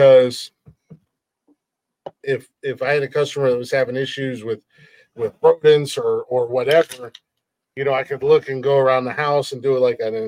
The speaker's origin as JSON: {"language": "English", "region": "Ohio", "country": "United States", "said": "I'm from Ohio"}